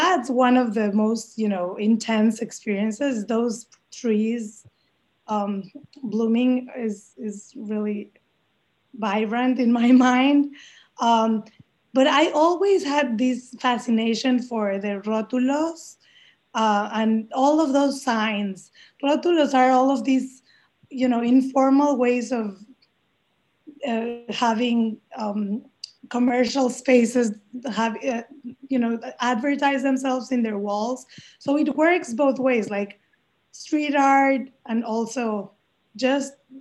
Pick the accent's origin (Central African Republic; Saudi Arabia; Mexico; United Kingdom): Mexico; Mexico City; English is a second language; moved away as an adult; now in United States; I was born in Mexico City. I grew up there and then came to the US